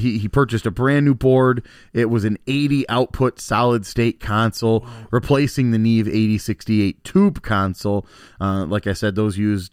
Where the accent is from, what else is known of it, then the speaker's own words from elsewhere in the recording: Elkhorn, Wisconsin, United States; we grew up in Elkhorn, and Lake Geneva is a 5-minute drive